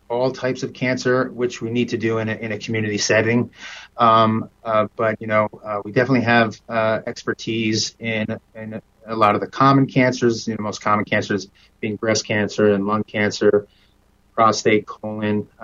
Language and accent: English; Long Island, New York, United States; moved away as an adult; also born or lived in Brooklyn, New York / Manhattan, New York; now in Central Coast, California, United States; I grew up in New York. I grew up on Long Island, New York